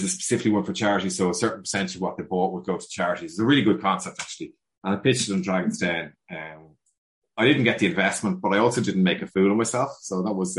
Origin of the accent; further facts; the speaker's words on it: Dublin, Leinster, Ireland; I'm a 6th generation dub